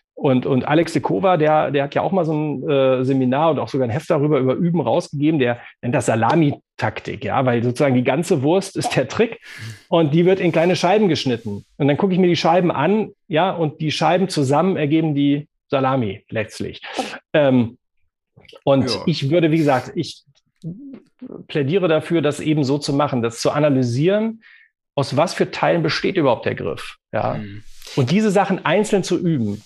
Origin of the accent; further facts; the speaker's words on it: Bonn, North Rhine-Westphalia, Germany; bin ich ja auch äh, gebürtiger Bonner